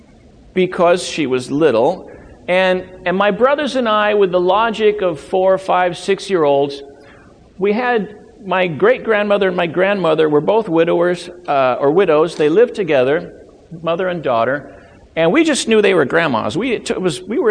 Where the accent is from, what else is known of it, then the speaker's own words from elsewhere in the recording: Loma Linda, California, United States; now in Maine, United States; when I was growing up in Southern California, growing up in Loma Linda